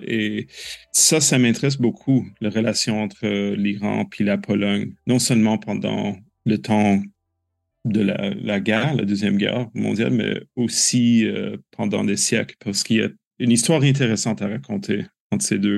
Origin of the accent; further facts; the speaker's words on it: Canada; En tant que Canadien